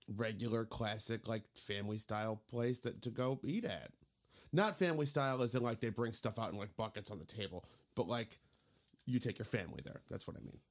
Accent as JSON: {"language": "English", "region": "Indiana", "country": "United States", "said": "I'm from Indiana"}